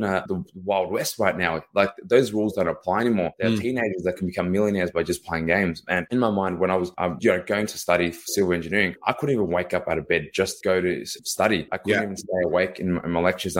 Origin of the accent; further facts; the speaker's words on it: Melbourne, Victoria, Australia; Born and raised here in Melbourne, Australia.